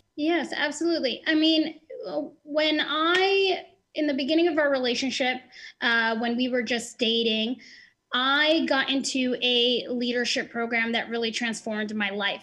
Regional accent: New Jersey, United States; I'm 29 from New Jersey.

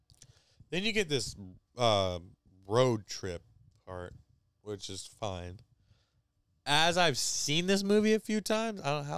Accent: United States; for us Americans

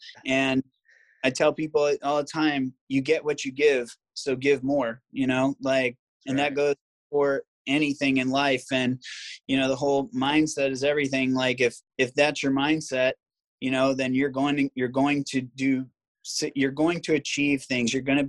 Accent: Virginia Beach, Virginia, United States; also born or lived in Maryland / Ohio; I'm from Virginia Beach originally, but okay. I live in Virginia Beach, Maryland, Ohio. I moved around a lot as a kid.

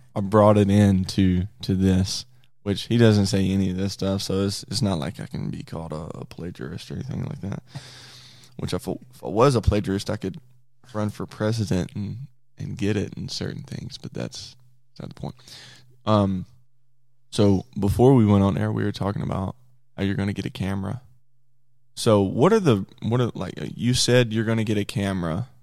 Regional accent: near Jackson, Mississippi, United States; he's the football coach at Jackson State University, which is forty miles near my hometown.

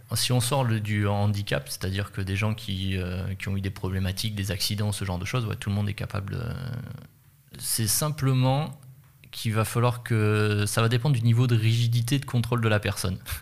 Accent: France

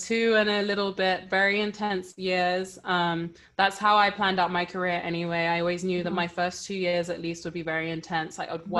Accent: Nigeria; Yeah, that's one thing about being Nigerian. It's a blessing.

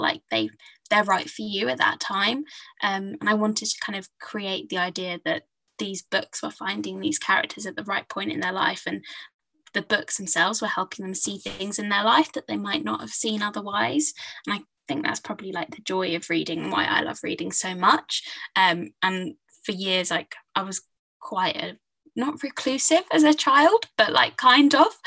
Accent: Hertfordshire, East of England, United Kingdom; I grew up in Hertfordshire, so kind of north of London

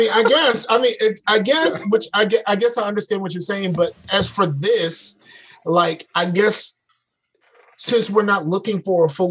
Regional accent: Hampton, Virginia, United States; I was born in Hampton

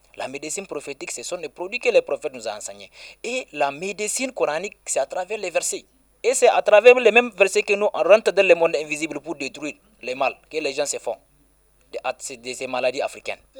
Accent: Balleyara, Tillabéri, Niger; Balayara, c'est mon village natal.

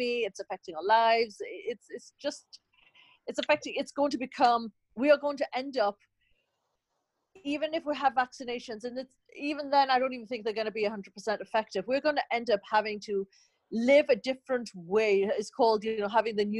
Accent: Newcastle upon Tyne, North East England, United Kingdom; now in United States; we're from the Northeast in Newcastle

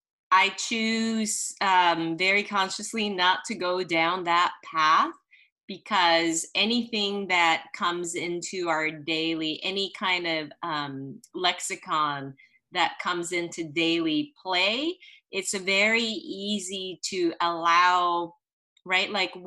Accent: Santa Monica, California, United States; born there; But anyway, I was born in Santa Monica because my parents, during the Red Scare and in the 60s, they were Chinese immigrants.

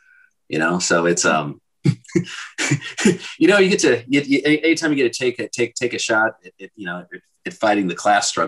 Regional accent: Iowa, United States; I grew up biracial in Iowa in the 80s.

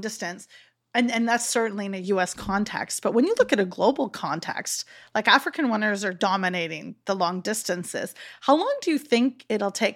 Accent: Canada; I've born and raised in Canada

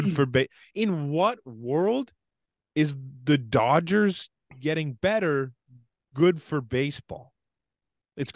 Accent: Canada

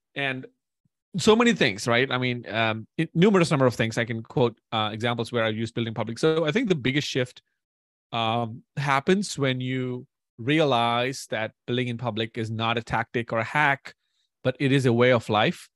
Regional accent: India; moved away as an adult; now in United States; born and raised in India for twenty years and then moved to the U S.

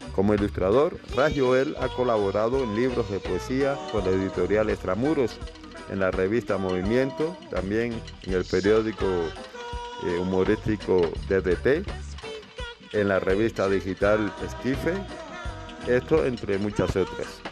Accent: Havana, Cuba; moved away; habanero, allá de mi terruño

